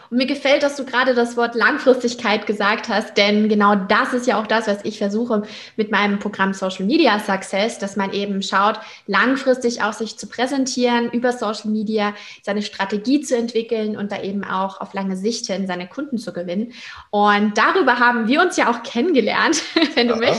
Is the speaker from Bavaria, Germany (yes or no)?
no; Hamburg, Germany; beauftragt in der Ambassador-Gruppe für Unternehmer und Unternehmerinnen in Hamburg und Umgebung. Und das ist ja meine Heimat.